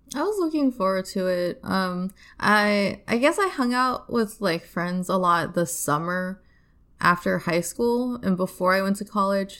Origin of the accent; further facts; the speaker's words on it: Nebraska, United States; also born or lived in Ohio / China; I lived there from, like, eight to eighteen